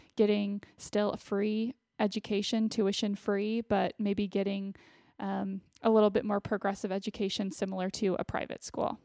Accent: Austin, Texas, United States; I ended up going to the University of Texas, which was an in-state school for me since I'm from Austin

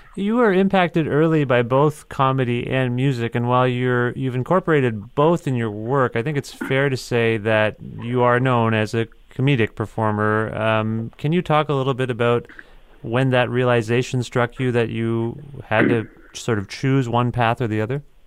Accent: Ontario, Canada; I'm from Ontario

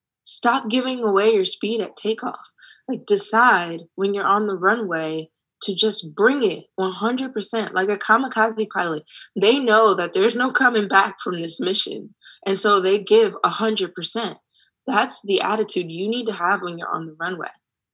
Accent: Ohio, United States; But guess what? I'm from Ohio. This is nothing new.

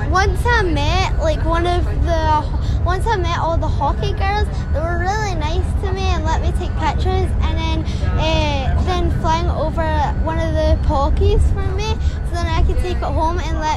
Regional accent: Airdrie, Scotland, United Kingdom; I'm from Airdrie and all the way in Scotland.

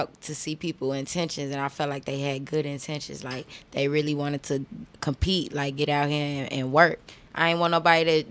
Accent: Chicago, Illinois, United States; Southside, 81st and King Drive

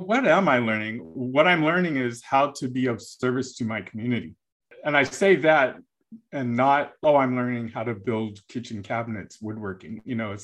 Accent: United States; as an American, I was very American

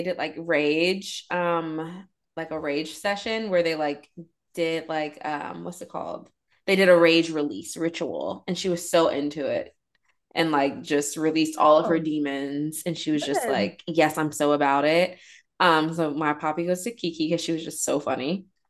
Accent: Nigeria; Look, Dr. Wendy, I am Nigerian.

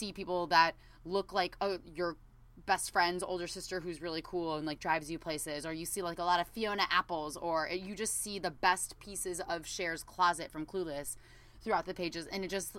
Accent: Southern California, United States; I was from Southern California

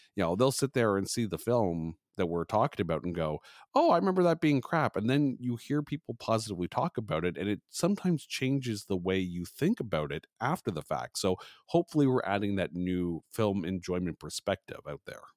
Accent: Canada; I am a Canadian podcaster

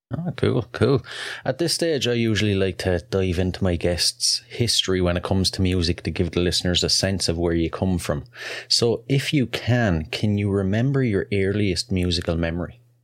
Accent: Wexford, Leinster, Ireland; wexford ireland first off that's a mouthful and that's actually my hometown

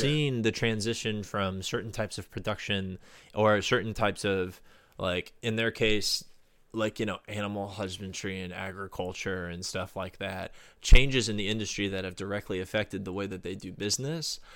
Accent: Florida, United States; my home state of Florida

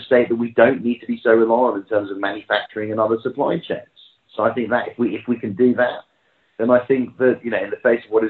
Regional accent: London, United Kingdom; that's my hometown, that's where I'm, home city, that's where I'm from

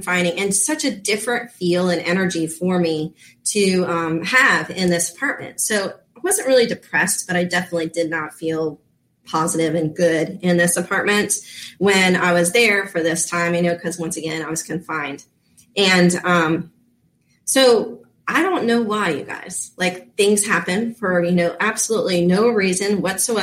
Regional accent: Florida, United States; also born or lived in Reno, Nevada; I'm a Florida girl. I grew up in Florida

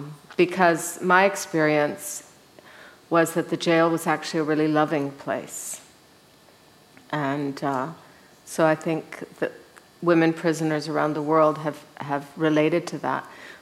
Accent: Mexico; Well, I was raised in Mexico. My parents moved there when I was 6 months old. So I am one of these Mexican women. And so I don't look it. But when I'm in Mexico, I mean, I speak perfect Spanish, I know my way around, I'm from that country.

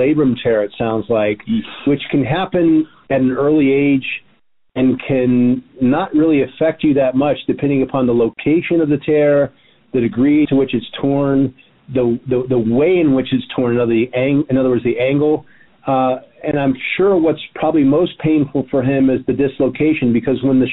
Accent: Miami, Florida, United States; now in Santa Monica, United States; I'm from Miami

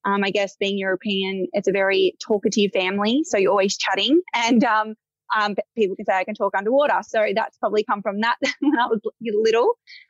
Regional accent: Melbourne, Victoria, Australia; But yes, it is a Greek background. And I guess growing up, you know, born and raised in Melbourne, with sisters.

